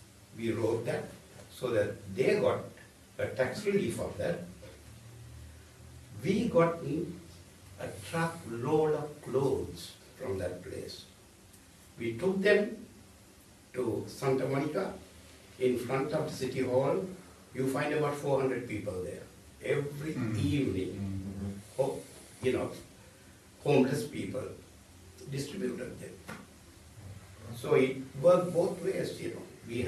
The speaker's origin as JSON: {"language": "English", "country": "Sri Lanka", "moved": "yes", "said": "But I am originally from Sri Lanka, which is a Buddhist, predominantly a Buddhist country, born to a Roman Catholic family."}